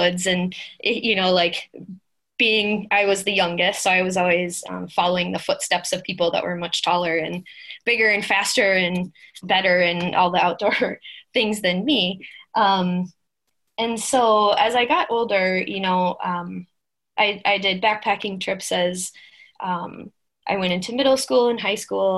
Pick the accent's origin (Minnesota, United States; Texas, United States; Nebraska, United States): Minnesota, United States; I'm from Minnesota, born and raised